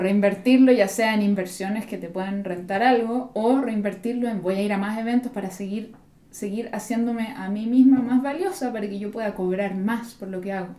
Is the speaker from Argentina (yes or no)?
no; Chile; moved away; yo empecé como cualquier persona de clase media en Chile, fui a la universidad